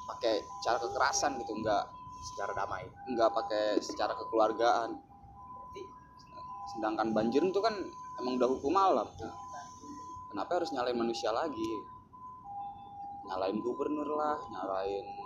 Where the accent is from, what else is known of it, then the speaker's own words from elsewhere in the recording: Jakarta, Indonesia; gue orang Betawi gue turun di seni gue orang seni